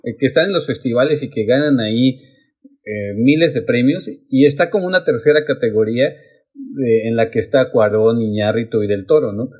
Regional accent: Mexico

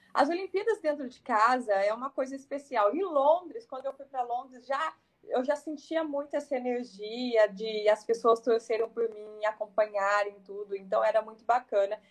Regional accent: Cruzeiro, São Paulo, Brazil; na minha cidade Cruzeiro, né, minha cidade natal, no interior de São Paulo

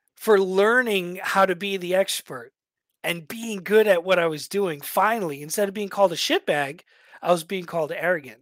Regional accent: New York, United States; moved away; I was a shithead from New York

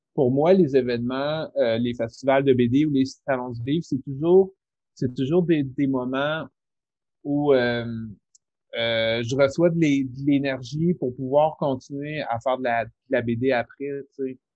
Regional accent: Rimouski, Quebec, Canada; je viens de Rimouski

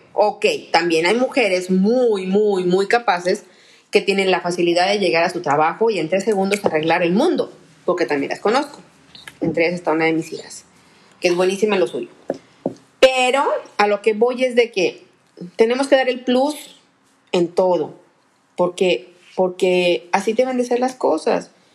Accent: Monterrey, Nuevo León, Mexico; yo soy la regia

